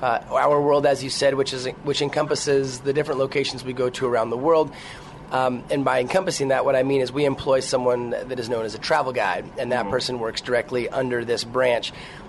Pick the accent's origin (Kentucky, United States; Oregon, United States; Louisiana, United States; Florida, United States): Oregon, United States; Portland; Portland, Oregon.